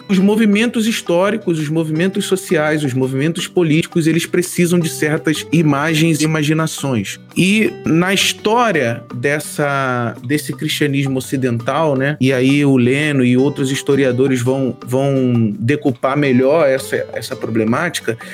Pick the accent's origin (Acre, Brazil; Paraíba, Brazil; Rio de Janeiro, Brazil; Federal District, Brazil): Rio de Janeiro, Brazil; São Gonçalo; moved away as an adult; now in São Paulo, Brazil; eu sou do Rio de Janeiro, de São Gonçalo, no Rio de Janeiro